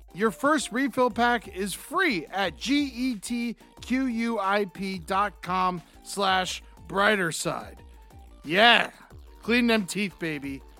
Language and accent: English; Florida, United States; I grew up in Florida